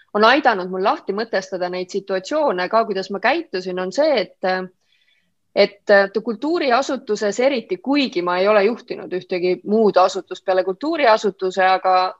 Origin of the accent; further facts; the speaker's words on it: Olustvere, Viljandi County, Estonia; also born or lived in Võhma; ma olen pärit pisikesest kohast, äh, Olustverest, mis on Viljandimaal